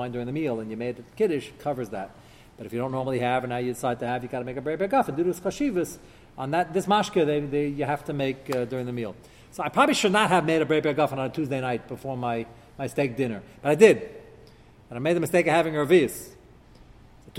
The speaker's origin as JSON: {"language": "English", "country": "United States", "said": "As an American"}